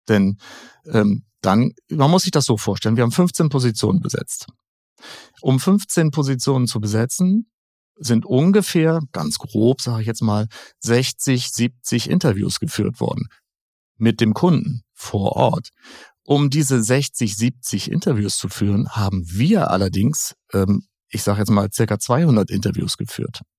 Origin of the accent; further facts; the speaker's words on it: Schleswig-Holstein, Germany; na klar, jeder möchte in mein Heimatland Schleswig-Holstein wunder wunderschön